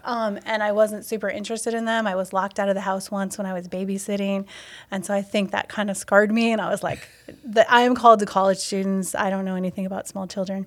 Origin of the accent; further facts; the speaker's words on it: Wisconsin, United States; also born or lived in Ohio; now in Stevens Point, United States; I was from Wisconsin, but moving to Ohio